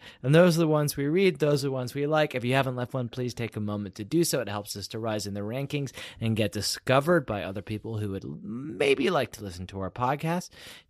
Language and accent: English; United Kingdom; I'm British.